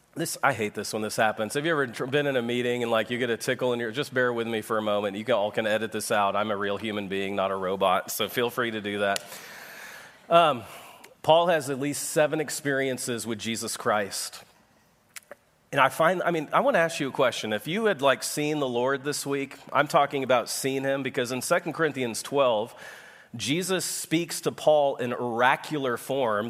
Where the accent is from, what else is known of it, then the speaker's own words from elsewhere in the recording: Texas, United States; I am from Texas, where God has a second home